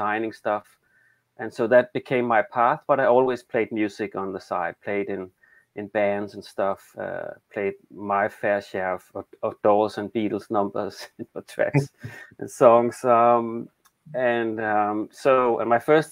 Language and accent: English; Denmark; accent: Danish; English is a second language; I'm from Denmark. That's the awkward accent.